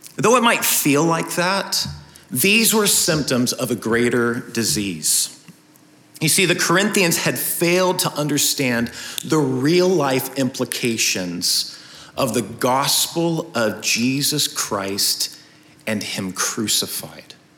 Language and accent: English; United States; us as American citizens